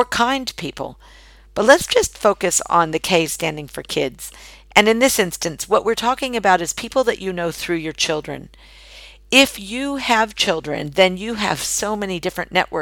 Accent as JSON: {"language": "English", "country": "United States", "moved": "as an adult", "lives_now": "Australia", "said": "as an American living in Australia and selling candles exclusively in Australia"}